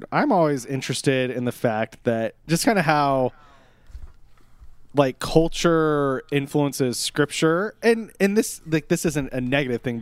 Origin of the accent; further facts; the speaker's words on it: Netherlands; I'm from Holland. Isn't that weird?